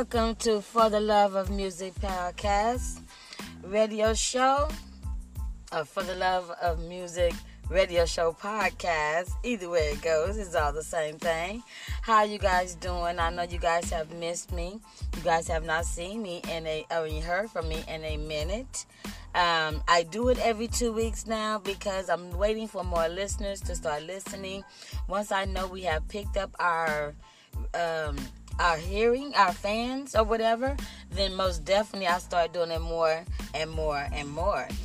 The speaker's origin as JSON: {"language": "English", "town": "Compton", "region": "California", "country": "United States", "tie": "born or raised there", "also_born_or_lived": "Austin, Texas", "said": "I'm from Texas. I was raised in the city of Compton"}